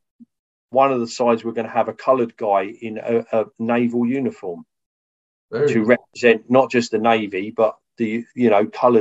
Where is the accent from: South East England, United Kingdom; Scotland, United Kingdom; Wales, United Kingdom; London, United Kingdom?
South East England, United Kingdom; Folkestone; my hometown of Folkestone